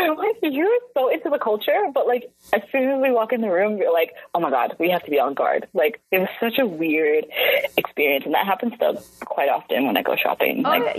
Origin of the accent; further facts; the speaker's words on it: Vancouver, British Columbia, Canada; growing up in Vancouver, where I didn't see myself, like, on a daily basis, when I walk down the street